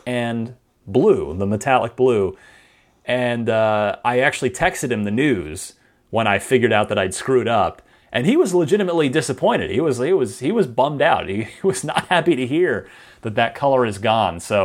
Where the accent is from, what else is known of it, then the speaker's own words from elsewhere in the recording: New Jersey, United States; now in San Francisco, United States; I'm originally from New Jersey